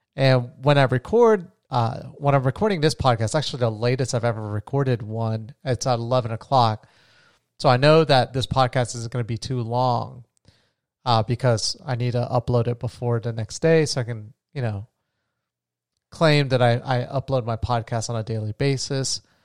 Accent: New Smyrna Beach, Florida, United States; moved away as an adult; now in Colombia; I'm back home in my hometown of New Smyrna Beach

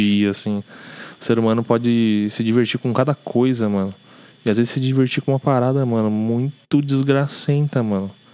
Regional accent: São Paulo, Brazil; A gente cresceu aqui no Braz

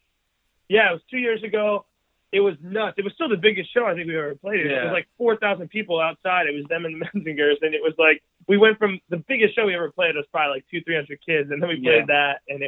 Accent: New Jersey, United States; Yeah, we're from New Jersey. We started in New Brunswick.

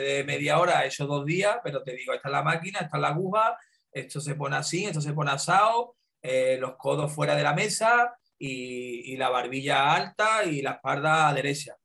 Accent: Andalusia, Spain; donde yo nací, eh, donde yo empecé a trabajar y, me he criado, el estudio de tatuaje más cerca yo lo tenía a una hora en coche

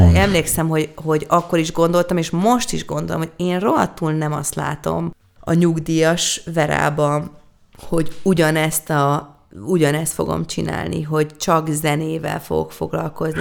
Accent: Hungary; nekem sikerül magyarként egy nagy nemzetközi karriert befutnom

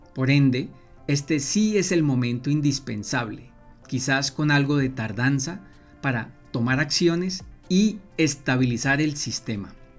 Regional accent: Colombia; somos todos colombianos

